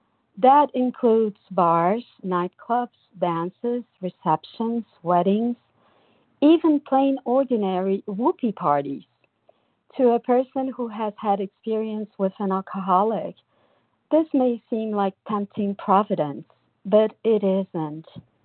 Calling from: São Paulo, Brazil; I'm calling from Brazil, São Paulo.

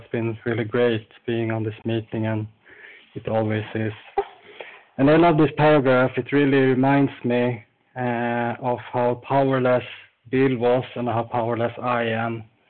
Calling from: Falun, Dalarna County, Sweden; I'm calling from Falun in Sweden.

